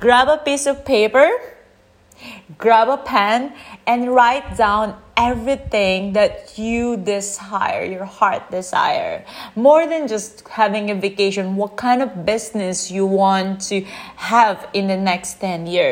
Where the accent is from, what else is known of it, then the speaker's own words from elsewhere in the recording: Philippines; now in Chiang Mai, Thailand; I'm from the Philippines and I'm currently living in Chiang Mai.